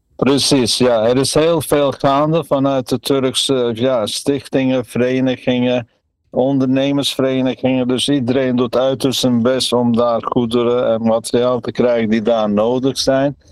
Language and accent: Dutch; Trabzon, Turkey; now in Netherlands; Ik kom zelf uit Trabzon aan de Zwarte Zeekust.